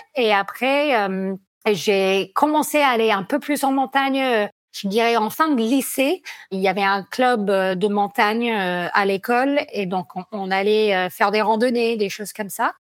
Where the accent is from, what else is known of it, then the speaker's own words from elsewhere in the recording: Vermont, United States; accent: American; French is a second language; moved away as an adult; also born or lived in Grenoble, France; now in Chamonix, France; je suis américaine d'origine